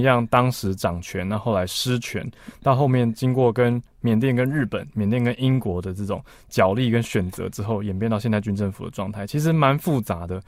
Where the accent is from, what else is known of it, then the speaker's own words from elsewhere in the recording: Taiwan; 虽然是在台湾土生土长